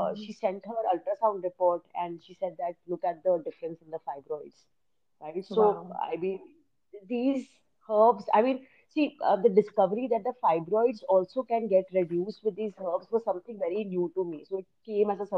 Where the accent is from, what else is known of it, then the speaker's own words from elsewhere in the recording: India; as an Indian